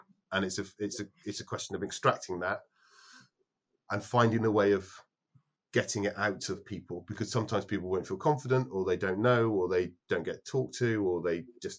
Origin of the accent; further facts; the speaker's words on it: Edinburgh, Scotland, United Kingdom; also born or lived in London / Bristol / Leeds; So I was born in London, grew up in Edinburgh, Bristol, went to university in Leeds.